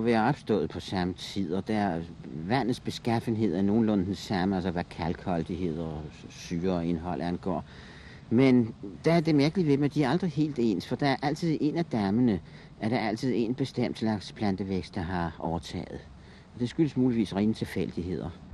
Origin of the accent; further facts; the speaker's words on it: Copenhagen, Capital Region of Denmark, Denmark; Jeg boede i nærheden af Østre Anlæg